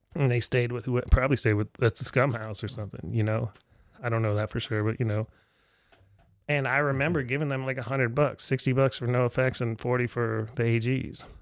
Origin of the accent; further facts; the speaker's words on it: Erie, Pennsylvania, United States; moved away; I'm back in my hometown of Erie, Pennsylvania